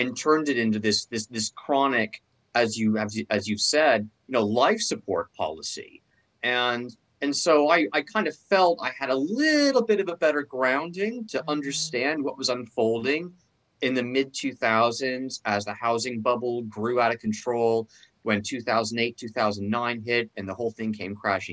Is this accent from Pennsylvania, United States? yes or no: no; California, United States; I'm from California